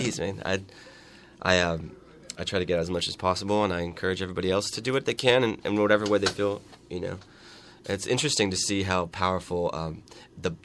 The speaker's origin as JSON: {"language": "English", "town": "San Francisco", "region": "California", "country": "United States", "tie": "born or raised there", "said": "I grew up in San Francisco"}